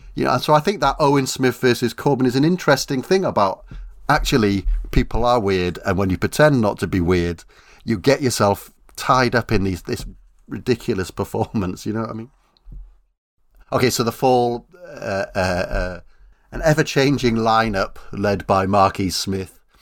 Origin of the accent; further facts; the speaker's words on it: South Wales, United Kingdom; I come from South Wales